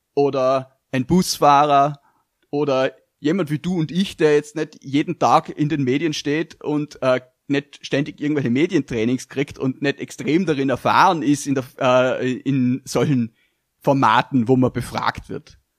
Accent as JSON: {"language": "German", "country": "Austria", "said": "als Österreicher"}